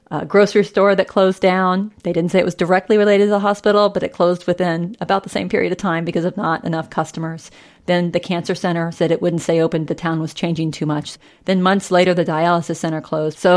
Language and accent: English; southeastern Kansas, United States; moved away; So you fly into Kansas City and you drive two hours south and you hit Fort Scott. You drive another hour south and you hit my hometown.